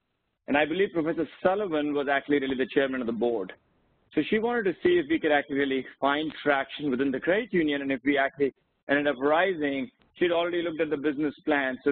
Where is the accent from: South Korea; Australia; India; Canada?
India; now in United States; I grew up in India